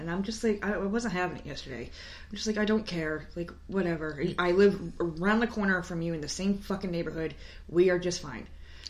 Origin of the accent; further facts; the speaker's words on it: New York, United States; now in South Carolina, United States; We're from New York.